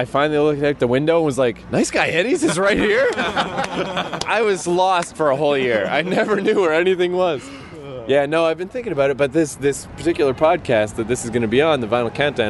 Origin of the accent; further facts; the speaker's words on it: Canada; They don't take those in my homeland. I'm from Canada